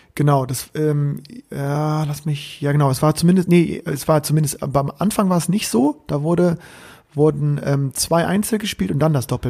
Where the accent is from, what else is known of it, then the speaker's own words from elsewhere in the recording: Bremen, Germany; ich war Bremer